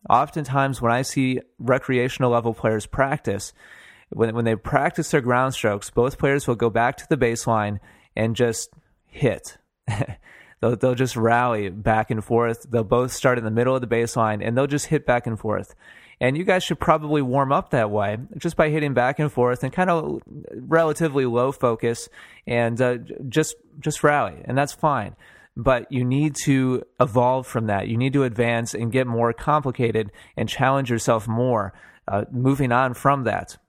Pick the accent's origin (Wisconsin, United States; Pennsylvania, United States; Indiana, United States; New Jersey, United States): Wisconsin, United States; Milwaukee; I'm from Wisconsin. I was born and, and raised in Milwaukee.